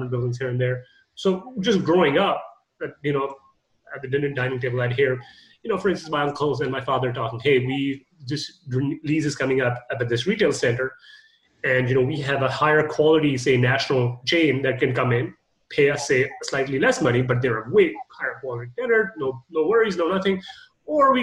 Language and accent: English; Canada; I'm Canadian